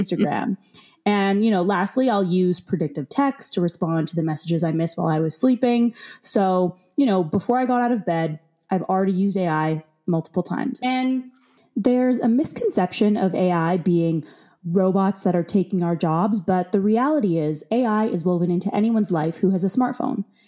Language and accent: English; Calgary, Alberta, Canada; growing up in Calgary